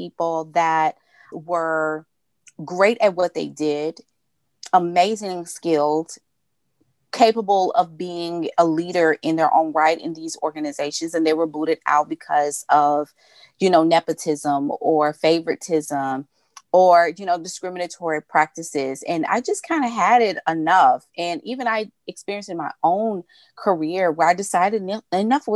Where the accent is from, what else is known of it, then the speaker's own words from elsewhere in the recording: Memphis, Tennessee, United States; born and raised in Memphis, Tennessee